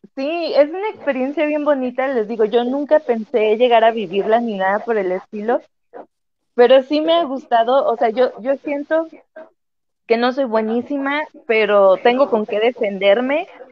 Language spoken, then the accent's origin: Spanish; Vicente Guerrero, Mexico; yo soy de Vicente Guerrero